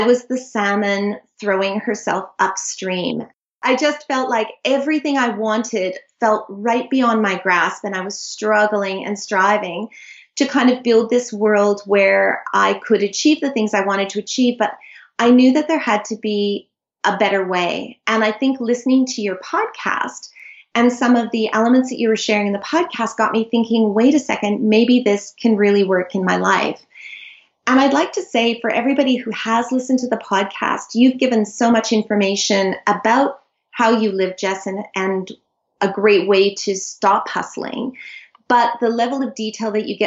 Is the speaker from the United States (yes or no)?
no; Canada; moved away as an adult; now in Sydney, Australia; I live in Sydney. I'm Canadian. I moved here 20 years ago with my incredible husband